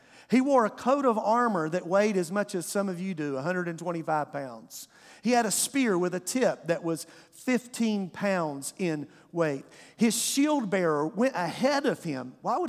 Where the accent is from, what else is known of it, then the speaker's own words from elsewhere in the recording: Eastern North Carolina, United States; now in South Georgia, United States; as a fifth grader growing up in Eastern North Carolina as an NC State fan